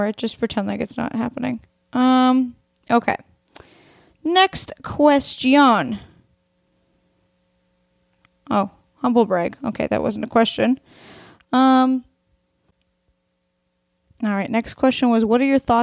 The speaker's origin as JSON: {"language": "English", "region": "Oregon", "country": "United States", "tie": "born or raised there", "moved": "yes", "lives_now": "Los Angeles, United States"}